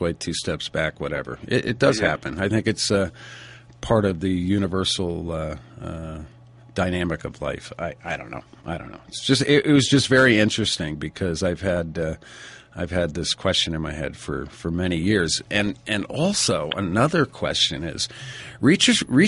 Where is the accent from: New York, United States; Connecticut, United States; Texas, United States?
Connecticut, United States; Stamford; moved away; I'm originally from Stamford, Connecticut, and I migrated out here about 25 years ago.